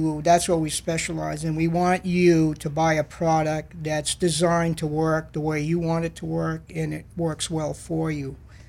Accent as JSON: {"language": "English", "town": "Auburn", "region": "Maine", "country": "United States", "tie": "born or raised there", "said": "I actually grew up in Auburn."}